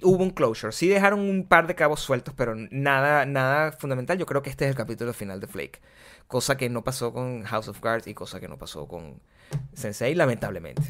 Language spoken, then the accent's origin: Spanish; Venezuela; moved away; also born or lived in Caracas; yo soy súper venezolano